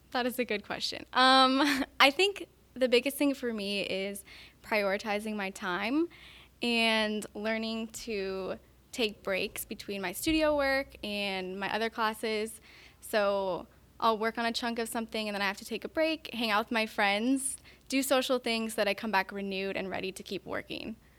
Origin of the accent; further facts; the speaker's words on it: Montana, United States; moved away; I'm from Montana